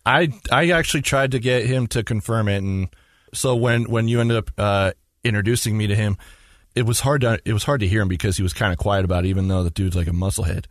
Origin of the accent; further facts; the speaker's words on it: Magna, Utah, United States; I was born and raised here in Utah, in Magna